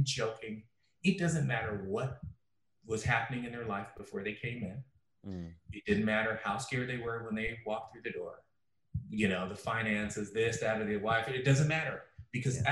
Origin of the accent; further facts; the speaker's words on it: Chicago, Illinois, United States; I grew up in Chicago